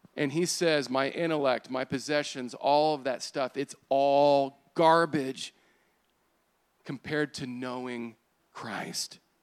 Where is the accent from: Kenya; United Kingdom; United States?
United States